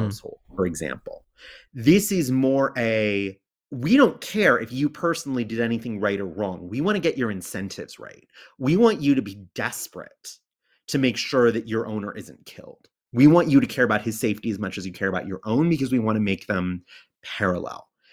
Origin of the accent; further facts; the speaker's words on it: United States; I'm American